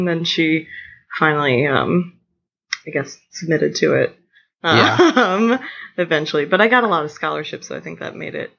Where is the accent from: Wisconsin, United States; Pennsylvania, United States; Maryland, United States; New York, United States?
Maryland, United States; Cambridge; moved away; also born or lived in Baltimore; I grew up on the eastern shore of Maryland in a town called Cambridge, which when you tell people that you're from Cambridge, it's very good for them for a second.